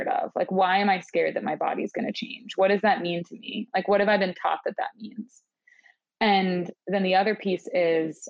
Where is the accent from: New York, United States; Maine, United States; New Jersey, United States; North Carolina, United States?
Maine, United States; moved away; I'm from the other coast. I'm from Maine.